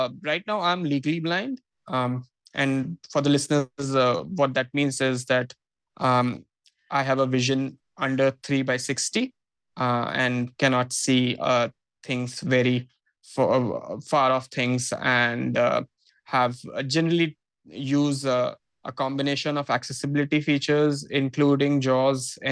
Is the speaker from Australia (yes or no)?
no; Purulia, West Bengal, India; moved away as an adult; also born or lived in Kolkata; now in Mumbai, India; So I actually moved out of my hometown at the age of 18. So this is in 2011 when I decided that I will pursue my graduation in Kolkata because, Purulia, which is a small town, did not have too many good colleges to talk about